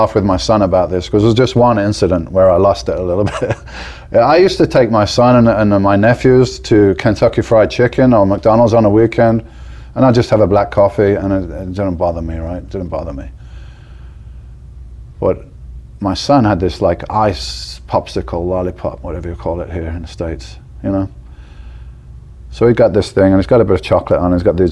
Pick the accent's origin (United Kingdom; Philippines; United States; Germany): United Kingdom; Birmingham, West Midlands; moved away as an adult; now in Spain; I'm like, from Birmingham